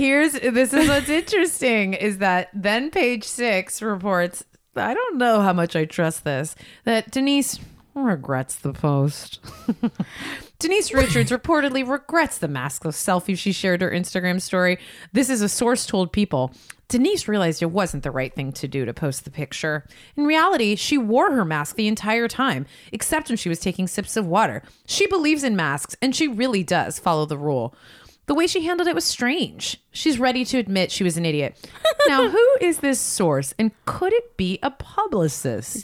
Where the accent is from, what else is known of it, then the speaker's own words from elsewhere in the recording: West Coast, United States; grew up on the West Coast